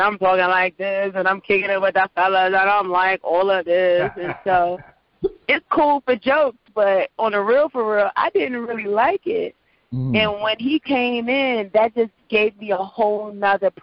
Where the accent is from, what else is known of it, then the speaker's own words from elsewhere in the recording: Prince George's County, Maryland, United States; accent: general American; I am a talent from Prince George's County.